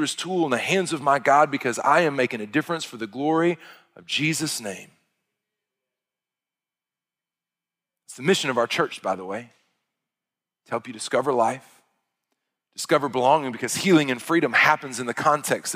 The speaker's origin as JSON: {"language": "English", "region": "Arkansas", "country": "United States", "said": "I'm from Arkansas."}